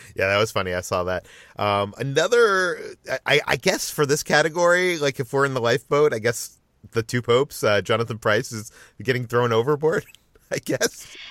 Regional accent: Massachusetts, United States; I grew up in Massachusetts

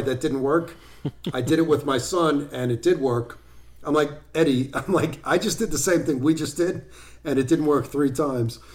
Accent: Arizona, United States; also born or lived in New York City; now in East Durham, United States; I grew up out in Arizona

